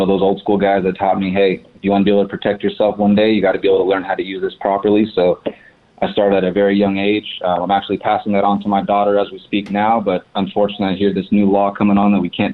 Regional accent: Fontana, California, United States; also born or lived in high desert, California; now in Palm Springs, United States; I was actually born in the high desert and then grew up in Fontana. So I grew up in San Bernardino County and then moved out here to the Palm Springs area

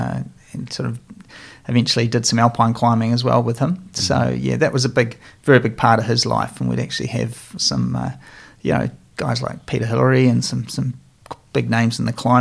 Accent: Nelson, New Zealand; I was growing up in Nelson, and we lived in the Brook Valley

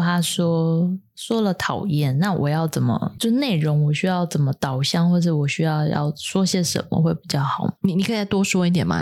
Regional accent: Taiwan; 别人要五千万的预算才能做的事情，我们台湾人五百万就可以搞定

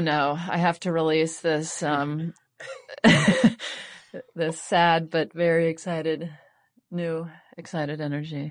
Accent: Spring, Texas, United States; born or raised there; also born or lived in Jackson, Mississippi / Pass Christian, Mississippi

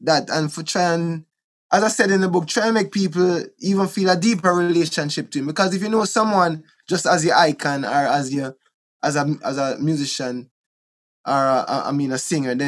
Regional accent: Kingston, Jamaica; also born or lived in Wilmington, Delaware / Bull Bay; Trenchtown, where I was born in Trenchtown. We grew up in a Trenchtown a little bit.

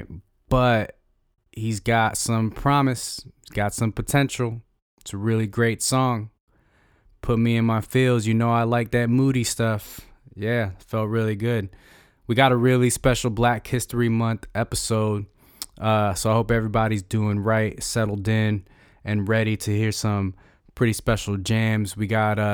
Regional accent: Chicago, Illinois, United States; I'm from Chicago.

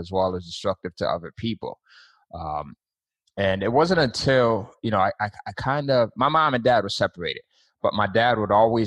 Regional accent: Bridgeport, Connecticut, United States; I grew up in Bridgeport, Connecticut

